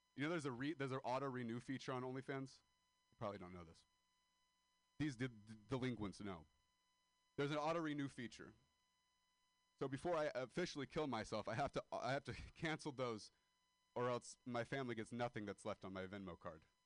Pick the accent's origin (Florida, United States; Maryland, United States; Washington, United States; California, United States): California, United States; Modesto; moved away; I am a dropout from Modesto, California.